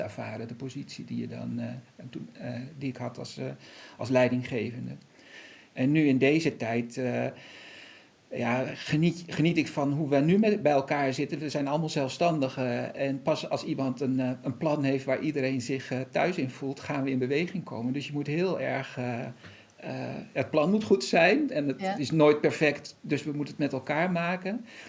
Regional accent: Netherlands; wij als Nederlanders hier

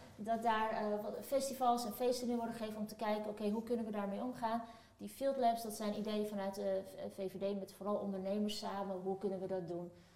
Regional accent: Amersfoort, Utrecht, Netherlands; also born or lived in Turkey; ik kom eh, dan toevallig uit Turkije, maar ik ben, ik stel net, opgegroeid in Amersfoort

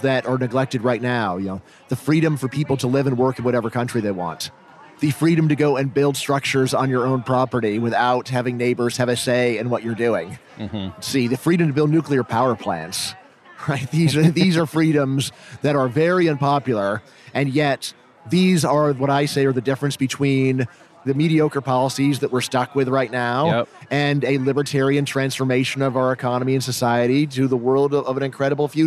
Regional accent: Virginia, United States; I'm from Virginia

